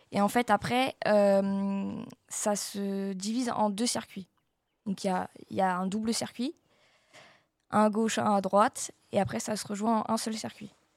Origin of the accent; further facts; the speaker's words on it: Marcoussis, Île-de-France, France; je viens de Marcoussis